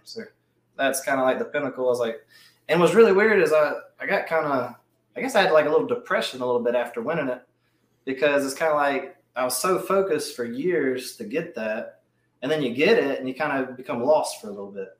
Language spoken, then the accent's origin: English; Mobile, Alabama, United States; I'm from Mobile, Alabama